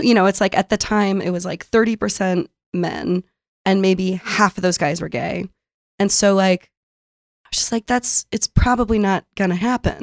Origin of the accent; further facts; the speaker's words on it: San Diego, California, United States; moved away as an adult; also born or lived in Brooklyn, New York; now in New York, United States; I grew up in San Diego